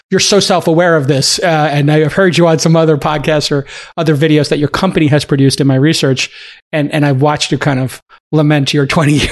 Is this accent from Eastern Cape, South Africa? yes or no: no; Cape Town, Western Cape, South Africa; growing up in Cape Town, you, you grow up on the water and you grow yeah. up uh, kind of like the water is a big part of the of your life.